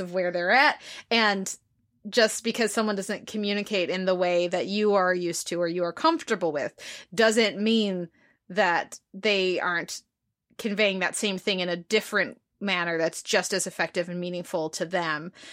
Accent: United States; as an American

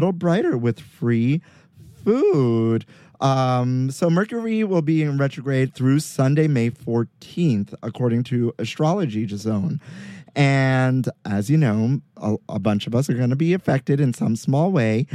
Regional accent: New York City, New York, United States; growing up in Sunset Park, Brooklyn, across the border from Borough Park

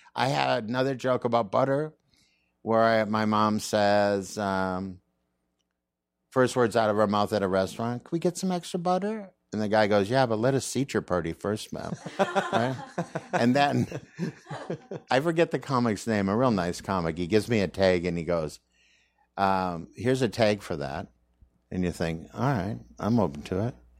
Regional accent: Saint Paul, Minnesota, United States; moved away; I'm from Minnesota

